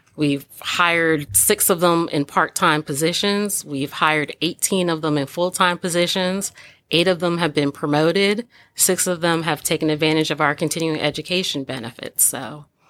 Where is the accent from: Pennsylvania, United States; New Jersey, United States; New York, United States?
New Jersey, United States; Old Bridge; moved away; I grew up in Old Bridge, New Jersey